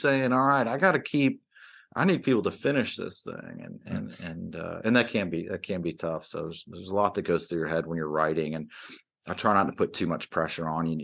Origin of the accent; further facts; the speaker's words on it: Atlanta, Georgia, United States; moved away; also born or lived in New York; I grew up in the Atlanta area uh, after, you know, my family had moved down from New York